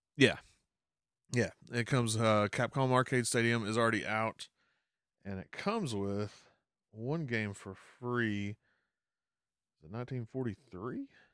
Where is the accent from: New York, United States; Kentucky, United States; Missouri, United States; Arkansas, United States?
Arkansas, United States; moved away; my home state of Arkansas, we didn't have one of these